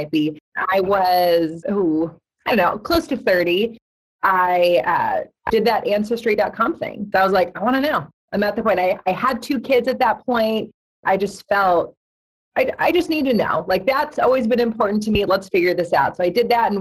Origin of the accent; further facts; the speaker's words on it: Orange, California, United States; I was born in Orange County, California. So I was actually in Orange, California, which is in Orange County.